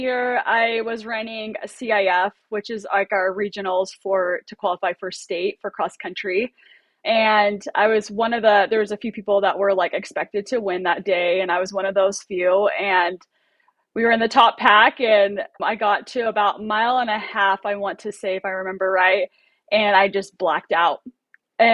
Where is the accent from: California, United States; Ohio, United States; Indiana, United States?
California, United States; Oceanside; I grew up in Oceanside, California, so there was a ton every weekend, and she just loved it.